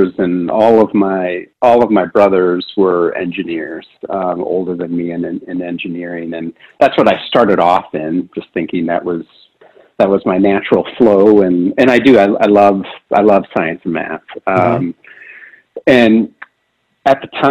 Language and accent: English; Wisconsin, United States; also born or lived in Utah / Florida; I primarily grew up in Wisconsin